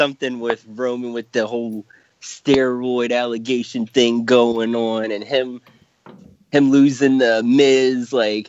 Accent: Philadelphia, Pennsylvania, United States; I'm like from the Philly area here

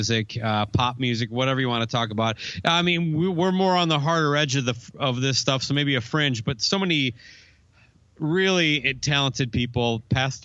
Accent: Minnesota, United States; I'm being a Minnesotan guy.

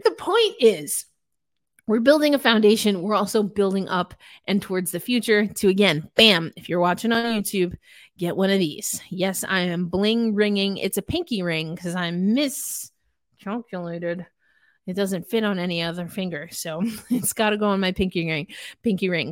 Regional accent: New York, United States; it is my home state, though Schenectady is not really close to anything that I knew growing up in New York

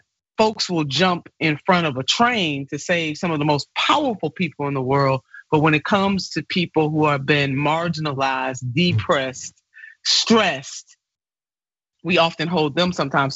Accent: Ohio, United States; my home state

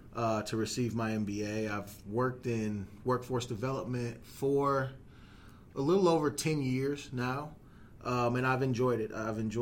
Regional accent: Michigan, United States; also born or lived in Texas / California; now in Fort Wayne, United States; I am a transplant originally from Michigan, but I moved here from Texas, actually.

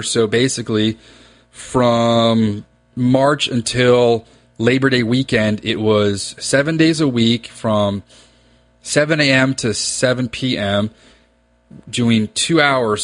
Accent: Reston, Virginia, United States; I grew up in Reston, Virginia

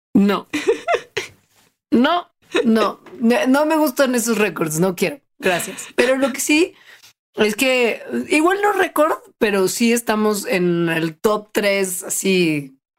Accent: Mexico

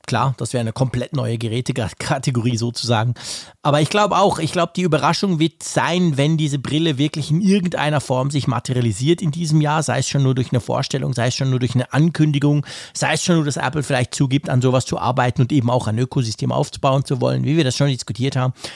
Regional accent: Switzerland; bei uns in der Schweiz

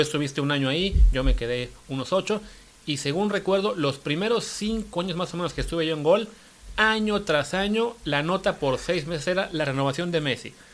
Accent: Mexico; como mexicanos

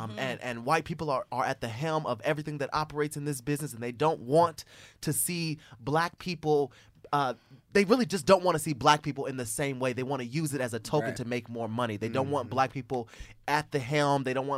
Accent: Fort Wayne, Indiana, United States; We're from Fort Wayne, Indiana. So we're from Fort Wayne, Indiana. We went to a school called Paul Harding High School, which is now closed.

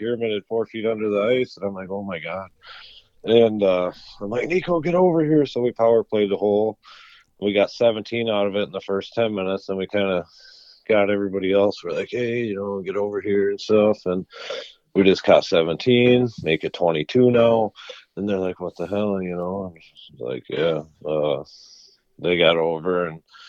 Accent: Lake Minnewaska, Minnesota, United States; where I grew up in Minnewaska

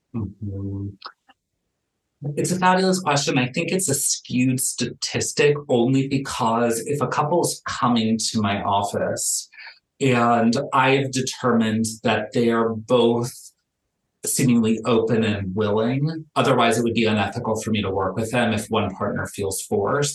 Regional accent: Miami, Florida, United States; moved away as an adult; now in Los Angeles, United States; I'm born and raised in Miami. I've lived in Los Angeles for the last decade.

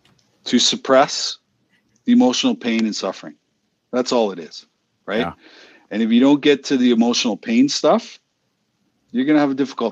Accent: Boston, Massachusetts, United States; talking about hockey and growing up in Boston, being a Bruins fan, a Red Sox fan, a Celtics fan, you know.

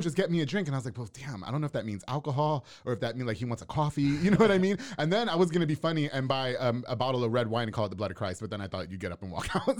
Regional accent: Long Island, New York, United States; now in Waco, United States; I'm actually from New York. I'm from Long Island.

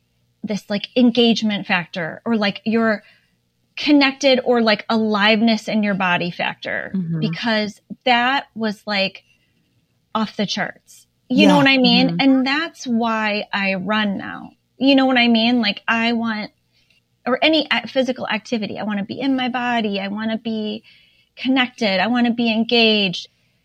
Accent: Indiana, United States; Laura, I am from Indiana.

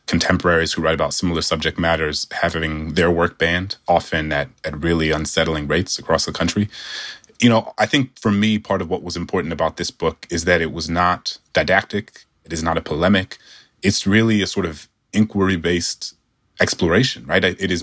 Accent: New Orleans, Louisiana, United States; my hometown of New Orleans

